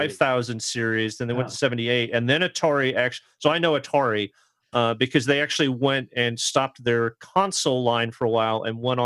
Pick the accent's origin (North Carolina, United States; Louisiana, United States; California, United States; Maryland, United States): California, United States; Southern; I grew up in Southern California.